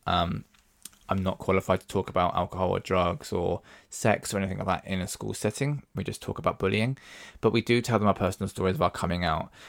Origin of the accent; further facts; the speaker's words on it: Devon, South West England, United Kingdom; now in London, United Kingdom; I'm actually from Devon. Um, and when I grew up in Devon, it was the nineties